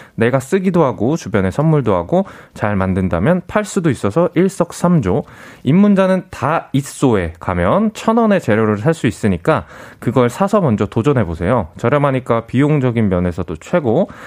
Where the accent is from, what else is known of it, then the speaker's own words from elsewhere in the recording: South Korea; 제가 이제 한국인이다 보니까